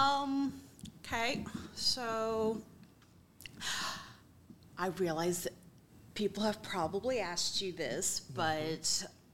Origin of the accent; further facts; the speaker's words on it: Philadelphia, Pennsylvania, United States; growing up in Philadelphia